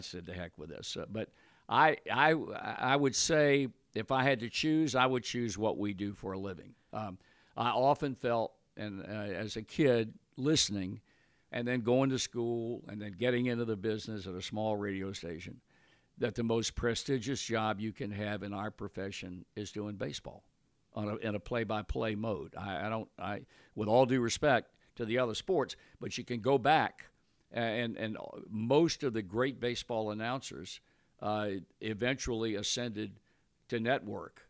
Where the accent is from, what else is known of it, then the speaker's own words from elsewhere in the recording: Virginia, United States; moved away; I was born and raised in Virginia